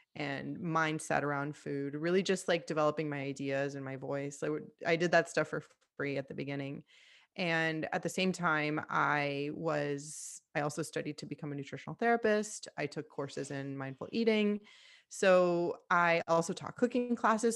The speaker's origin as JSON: {"language": "English", "town": "Miami", "region": "Florida", "country": "United States", "tie": "born or raised there", "said": "I moved back home to Miami. I'm from Miami, Florida"}